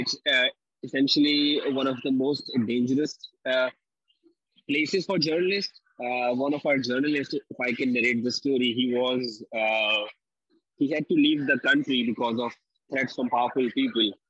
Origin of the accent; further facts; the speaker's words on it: Pakistan; I'm from Pakistan.